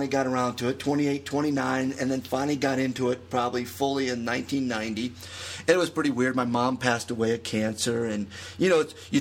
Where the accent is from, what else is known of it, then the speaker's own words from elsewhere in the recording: Michigan, United States; growing up in Michigan is where I grew up as a kid